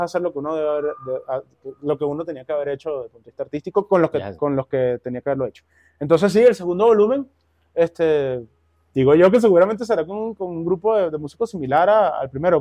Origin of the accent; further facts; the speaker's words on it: Caracas, Capital District, Venezuela; moved away as an adult; now in Bogotá, Colombia; yo crecí en el Valle, del Valle